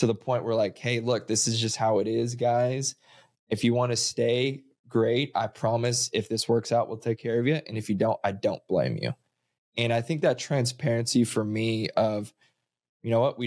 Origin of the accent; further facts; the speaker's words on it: Missouri, United States; moved away; I grew up in Missouri where solar at that time was a figment of imagination.